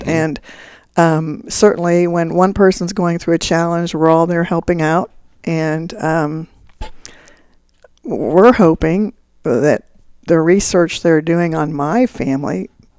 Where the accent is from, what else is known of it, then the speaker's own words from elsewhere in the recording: Wichita, Kansas, United States; Mike Hayden was governor, and I was from Wichita